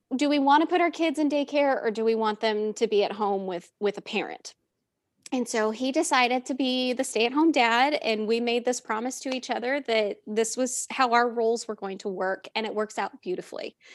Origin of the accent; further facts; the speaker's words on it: Southern California, United States; moved away as an adult; also born or lived in Las Vegas, Nevada; now in Charlotte, United States; I was born and raised in Southern California, moved to Vegas